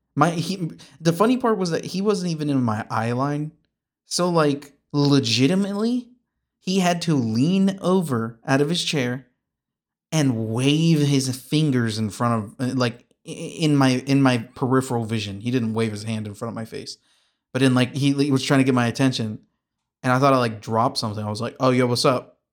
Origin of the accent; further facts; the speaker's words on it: Kansas, United States; I'm from Kansas